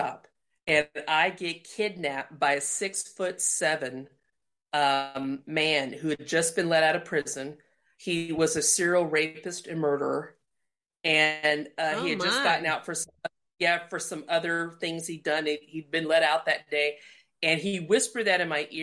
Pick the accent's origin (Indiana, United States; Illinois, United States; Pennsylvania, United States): Indiana, United States; moved away; also born or lived in Colorado; my dad stayed where we grew up in Indiana, and my mom decided to start over with my sister and I in Colorado